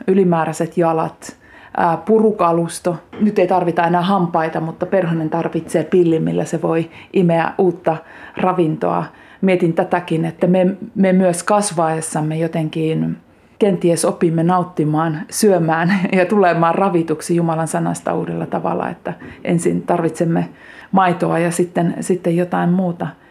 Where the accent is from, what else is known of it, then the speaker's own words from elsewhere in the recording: Kiihtelysvaara, North Karelia, Finland; also born or lived in Lemi; now in Lappeenranta, Finland; Syntymäseutu on kiihtelysvaara ja nyt kun asun Lappeenrannassa